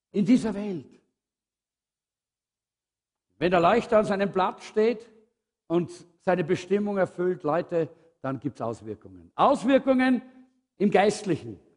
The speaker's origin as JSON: {"language": "German", "country": "Austria", "said": "wir sind halt Österreicher und Österreich-Umgebung. Wir sind halt ein bisschen schwermütig und schwerfällig."}